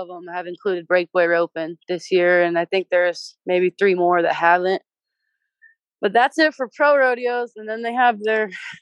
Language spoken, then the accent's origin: English; Hilmar, California, United States; I'm 19 and I'm from Hillmar, California